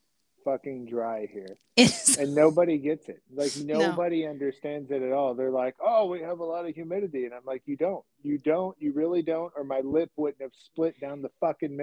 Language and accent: English; Southern Indiana, United States; moved away; also born or lived in Kentucky; Southern Indiana, which is where we're from. Like we're on the border with Kentucky and then we lived in Kentucky for a long time